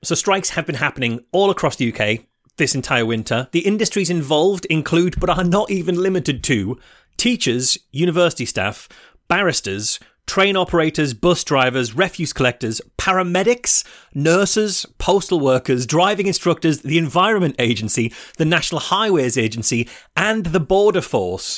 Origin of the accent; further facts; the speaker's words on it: United Kingdom; I'm British